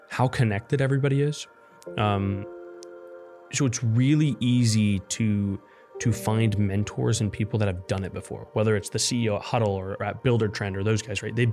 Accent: Nebraska, United States; yeah I'm from Nebraska and what we have is corn, college football, and trucks.

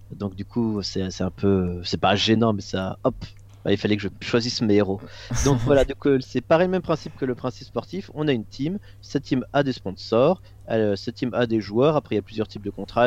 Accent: Moselle, Grand Est, France; je viens de, de Moselle, il faut savoir qu'en Alsace-Moselle, tu as encore au en école primaire et au collège, tu as encore des cours de catéchisme

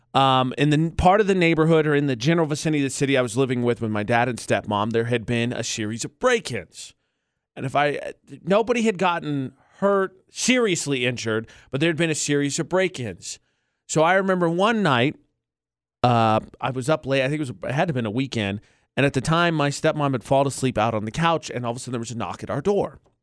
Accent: United States; moved away; my hometown because it's in between Chicago and Illinois

